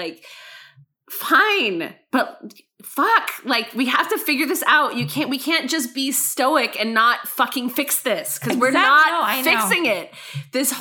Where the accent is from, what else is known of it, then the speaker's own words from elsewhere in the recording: Utah, United States; I grew up in Utah